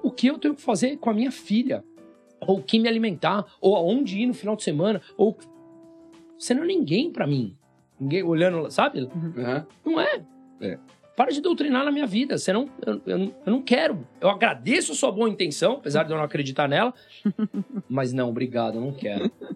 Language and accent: Portuguese; Brazil; eu sou brasileiro